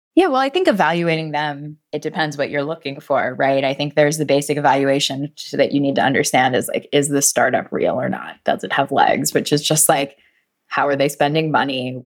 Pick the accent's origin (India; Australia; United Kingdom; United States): United States; North Carolina; also born or lived in British Columbia; we are from North Carolina